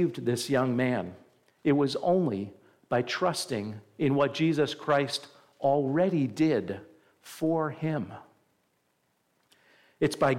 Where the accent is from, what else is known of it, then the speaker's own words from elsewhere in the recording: New Jersey, United States; also born or lived in Midwest; now in Buffalo area, United States; I grew up in New Jersey near the Giants and then lived in the Midwest, Chicago Bears and Indianapolis Colts